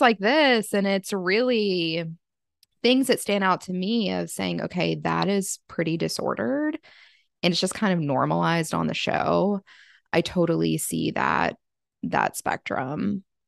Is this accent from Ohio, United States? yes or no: no; Virginia, United States; now in Charlotte, United States; I live in Charlotte, which Charlotte is a major city, but I went home to my hometown, which is in Virginia